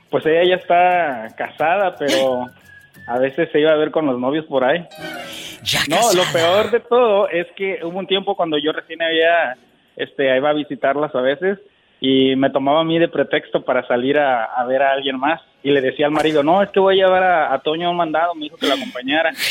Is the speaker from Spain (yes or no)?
no; Matamoros, Tamaulipas, Mexico; now in Dallas, United States; Yo soy de la originarios de la ciudad de Matamoros, Tamaulipas.